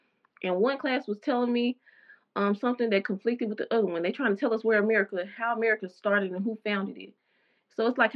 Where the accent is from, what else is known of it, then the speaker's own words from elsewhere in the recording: the South, United States; growing up in the South, the Bible Belt